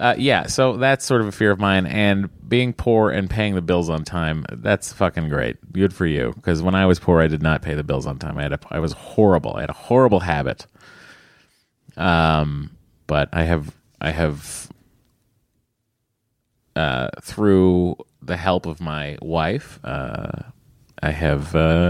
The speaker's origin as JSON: {"language": "English", "region": "Connecticut", "country": "United States", "said": "I'm from Connecticut. Oh, well, very close to Westport."}